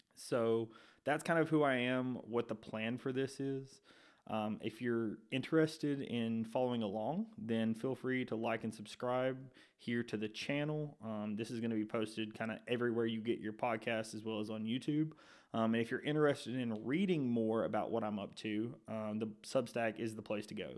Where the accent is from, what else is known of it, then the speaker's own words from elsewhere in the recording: Shelby County, Alabama, United States; I grew up in Shelby County, which is about an hour, hour and fifteen from Tuscaloosa